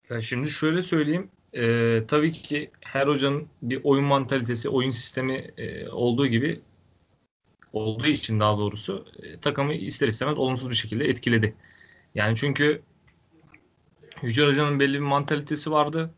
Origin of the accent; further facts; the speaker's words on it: Denizli, Turkey; Ben Denizli'de doğmuşum, Denizli'de büyümüşüm